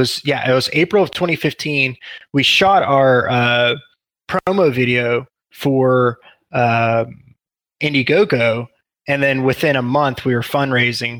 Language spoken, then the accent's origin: English; Texas, United States; also born or lived in Pittsburgh, Pennsylvania; I've lived in Texas, large portion of my life